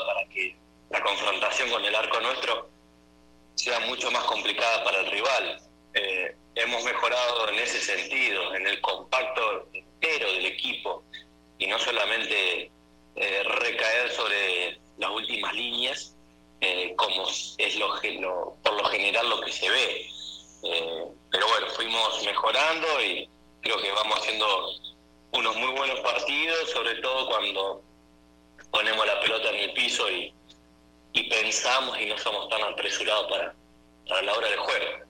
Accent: Argentina; moved away as an adult; now in Venezuela

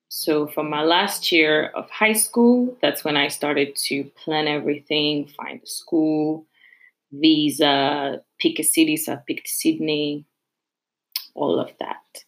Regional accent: Paris, Île-de-France, France; I'm from Paris, but I live in the suburb and a very, very small suburb.

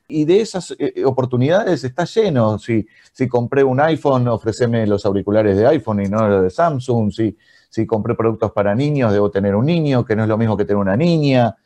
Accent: Argentina; en Argentina, de donde nacimos

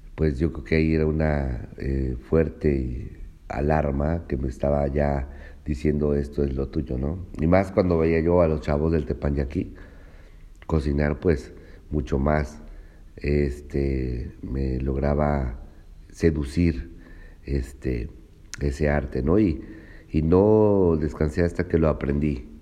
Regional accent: Cuitláhuac, Veracruz, Mexico; soy originario de Veracruz, este, de un municipio que se llama Cuitláhuac, Veracruz.

